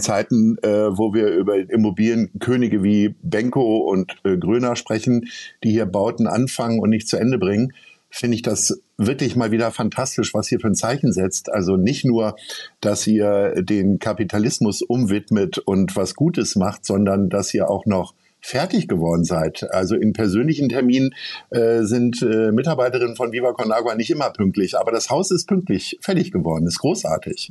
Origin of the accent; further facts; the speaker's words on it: Hanover, Lower Saxony, Germany; ich bin gebürtiger Hannoveraner